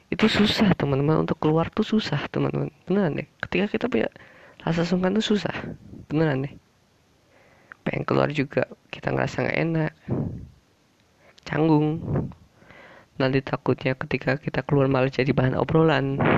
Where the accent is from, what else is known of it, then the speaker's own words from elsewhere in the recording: Java, Indonesia; Karena aku orang Jawa, orang Jawa tuh orangnya